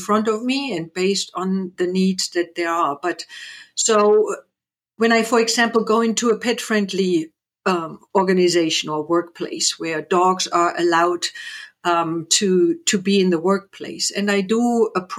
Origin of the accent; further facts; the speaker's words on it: East Germany, Germany; moved away; I grew up in East Germany.